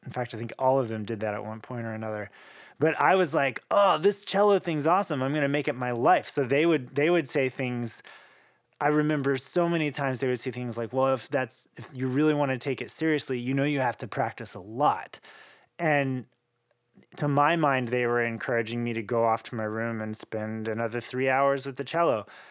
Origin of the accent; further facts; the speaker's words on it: Oklahoma, United States; moved away; I'm this kid from Oklahoma who's probably supposed to be in the rodeo